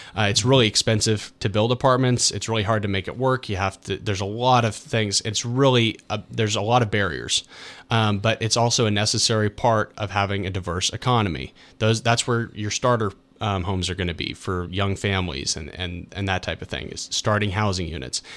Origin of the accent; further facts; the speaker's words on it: United States; this is my hometown